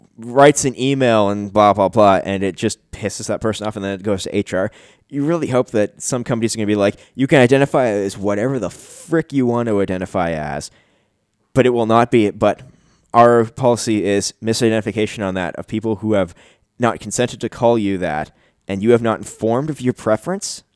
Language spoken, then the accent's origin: English; Canada; I'm Canadian